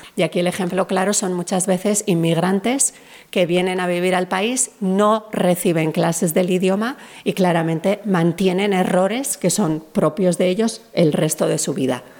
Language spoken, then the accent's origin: Spanish; Spain; hablamos inglés con acento español